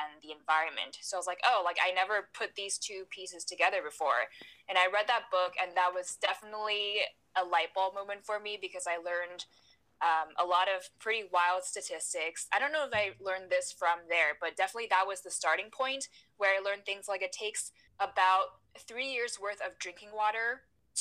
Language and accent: English; Taiwan; I was born and raised in Taiwan